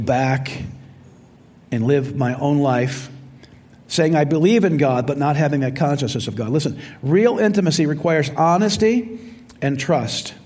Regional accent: Royal Oak, Michigan, United States; I was born in Royal Oak, Michigan

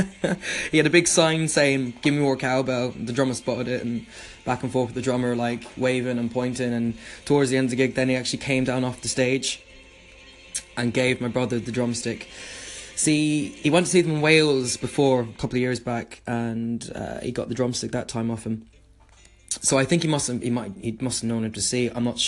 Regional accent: Ireland; I'm from Ireland myself.

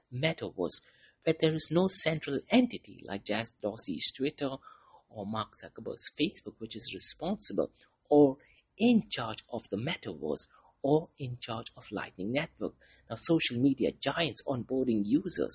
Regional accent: Mumbai, Maharashtra, India; moved away; I'm originally from Mumbai, India. That is the city where I was born in.

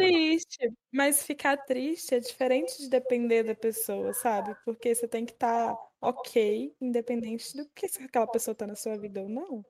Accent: Minas Gerais, Brazil; eu sou mineira

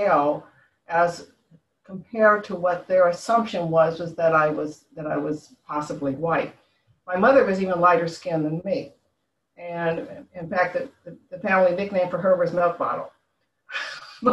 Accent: San Francisco Bay Area, California, United States; moved away as an adult; also born or lived in Concord, California; now in Washington DC area, United States; I grew up in, I was born in San Francisco. I was, my parents, when I was 9 years old, moved us out to a suburb area, Concord, California

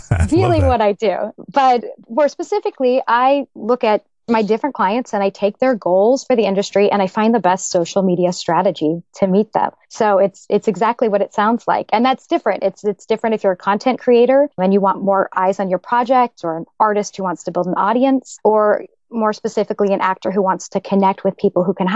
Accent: Tustin, California, United States; moved away as an adult; also born or lived in New York; I was born and raised in Orange County, California, actually in a little town called Tustin

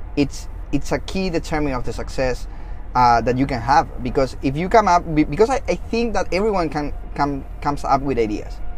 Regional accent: Chile; first language Spanish; English is a second language; moved away; I'm originally from Chile, so I uh, I do speak Spanish, my mother language.

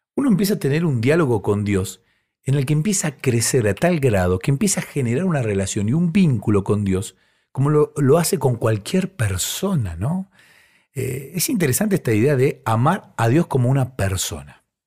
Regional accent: Bahía Blanca, Buenos Aires Province, Argentina; yo soy de Bahía Blanca

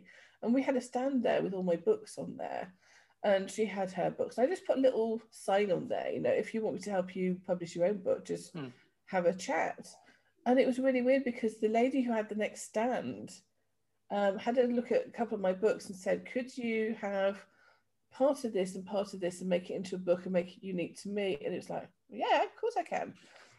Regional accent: Yorkshire and the Humber, United Kingdom; moved away; also born or lived in Devon / London / Somerset / Wiltshire; So I started off in Yorkshire, moved down to Devon, lived in around London for a little bit, back down to Somerset in Wiltshire, and then moved over here about 10 years ago.

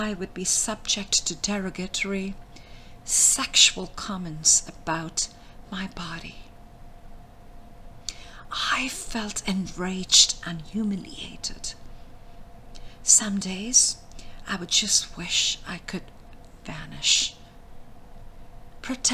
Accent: India; I was born in India.

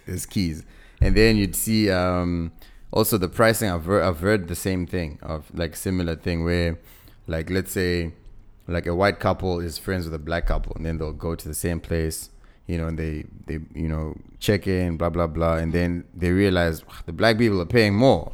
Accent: Zimbabwe; I'm, I'm from Zim, right? So we, we used to come to South Africa a lot

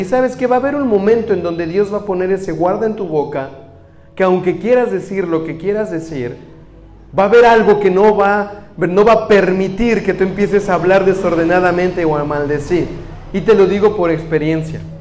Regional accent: Mexico; moved away; soy mexicano

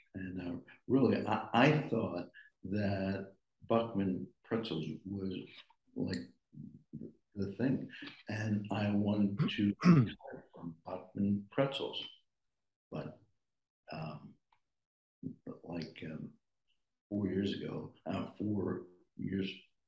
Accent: Reading, Pennsylvania, United States; I grew up in Reading, PA

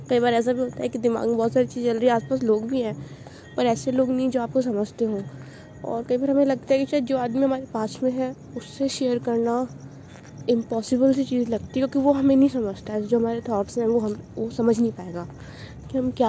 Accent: Jaipur, Rajasthan, India; और मैं जयपुर राजस्थान इंडिया से हूँ

